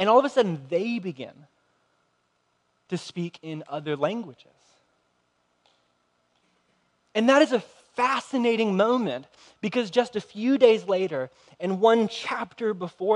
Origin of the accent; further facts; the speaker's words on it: United States; as American Christians